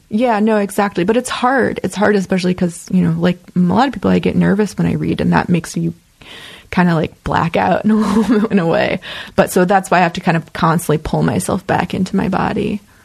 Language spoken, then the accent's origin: English; Chicago, Illinois, United States; moved away as an adult; also born or lived in Oakland, California / Iowa; now in Los Angeles, United States; a lot of people I knew growing up in Chicago were involved